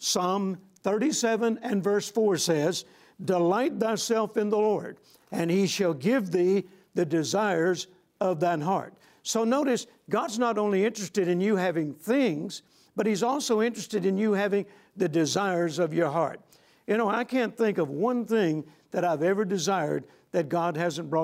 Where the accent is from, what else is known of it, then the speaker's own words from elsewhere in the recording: Shreveport, Louisiana, United States; came to Shreveport, Louisiana, my hometown